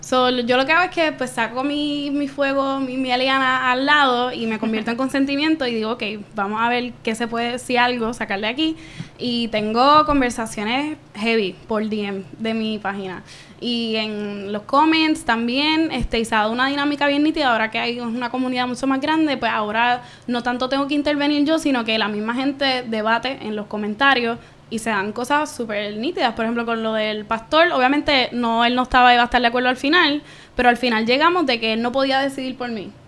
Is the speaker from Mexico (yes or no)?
no; Caguas, Puerto Rico; moved away as an adult; also born or lived in San Juan metropolitan area, Puerto Rico; soy de Cagua, de Bairoa, centro y corazón de Puerto Rico, del nuevo país